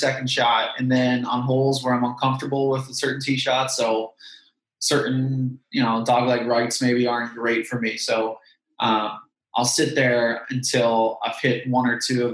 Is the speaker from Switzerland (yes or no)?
no; Massachusetts, United States; I'm from Massachusetts